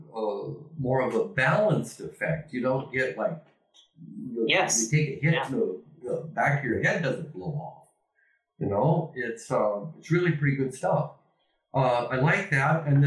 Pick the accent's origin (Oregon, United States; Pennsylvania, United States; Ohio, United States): Oregon, United States; Ontario; moved away as an adult; also born or lived in California / British Columbia / Amsterdam; now in Spain; my hometown, Ontario, Oregon